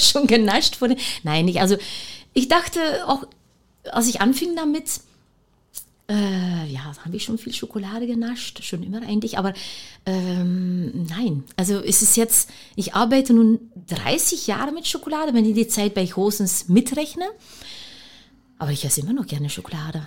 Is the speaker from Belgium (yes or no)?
yes; Leuven, Flanders, Belgium; German is a second language; moved away as an adult; also born or lived in Nigeria / Antwerp; now in Cottbus, Germany; wir sind ja beide Belgier. Wir kommen alle beide aus Löwen. Und wir sind groß geworden mit handgemachte, frische Pralinen